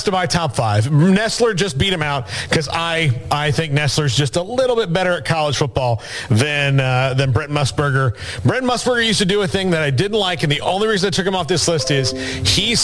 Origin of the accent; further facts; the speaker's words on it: Florida, United States; when I was growing up in Florida